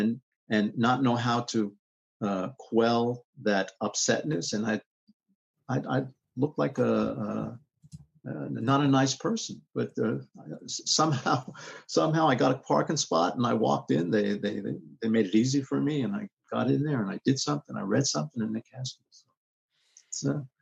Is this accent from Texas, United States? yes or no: no; New York City, New York, United States; also born or lived in Bronx, New York; I was born in the Bronx. I moved to Queens when I was 3 years old. And I was in Queens until I went to college when I was about 17